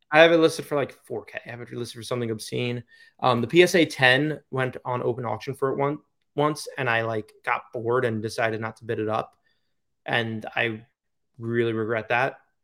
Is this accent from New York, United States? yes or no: yes; Long Island, New York, United States; moved away; Long Island is my home. It will never not be.